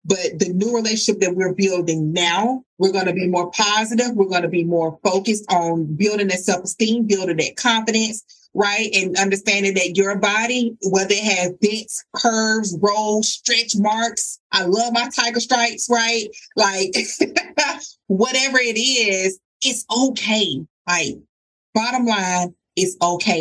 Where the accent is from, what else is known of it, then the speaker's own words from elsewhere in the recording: the South, United States; I'm from the South